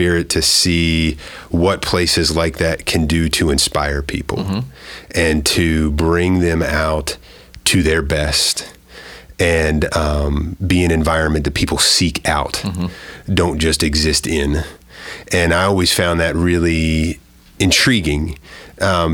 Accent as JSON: {"language": "English", "region": "Maryland", "country": "United States", "tie": "born or raised there", "said": "Both of my parents were community college teachers in Maryland, growing up in Maryland"}